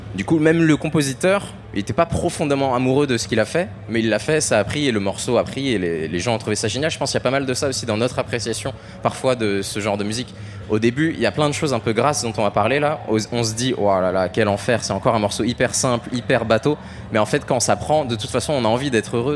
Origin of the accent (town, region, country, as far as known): France